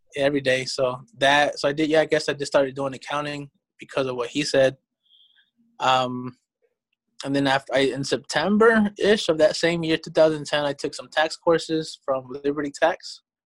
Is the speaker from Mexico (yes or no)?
yes; Mexico; also born or lived in Georgia, United States; now in United States; I was born in Mexico.